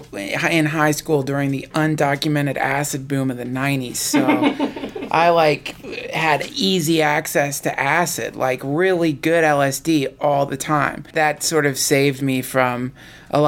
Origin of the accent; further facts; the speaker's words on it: Asheville, North Carolina, United States; moved away; I'm from Asheville, North Carolina